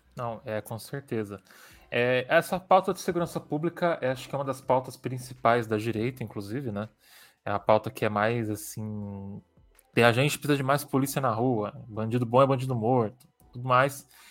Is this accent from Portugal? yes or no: no; São Paulo, Brazil; também sou de São Paulo, então é, desde que eu nasci